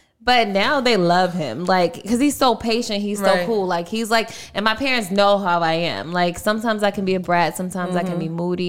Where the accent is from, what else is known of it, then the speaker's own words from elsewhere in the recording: Baltimore, Maryland, United States; moved away; We went to Maryland because I'm from Baltimore.